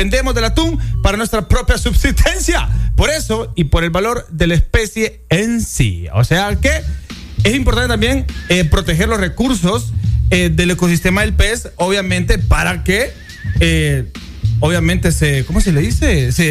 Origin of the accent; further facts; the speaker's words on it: Guanaja, Bay Islands, Honduras; de donde yo soy, de Guanaja, de la Bahía